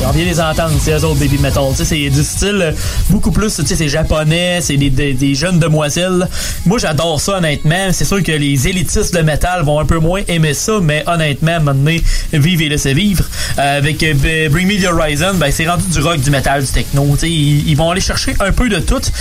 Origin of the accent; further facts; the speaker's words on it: Canada; Moi, je suis Canadien